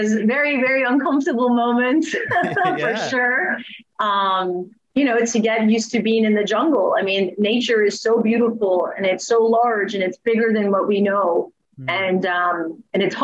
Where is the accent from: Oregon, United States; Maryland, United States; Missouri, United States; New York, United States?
Maryland, United States; moved away as an adult; also born or lived in Rockville, Maryland / Virginia; now in Costa Rica; I grew up in Maryland